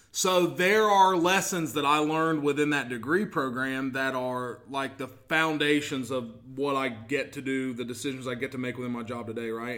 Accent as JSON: {"language": "English", "town": "Portsmouth", "region": "Ohio", "country": "United States", "tie": "born or raised there", "said": "I'm from here"}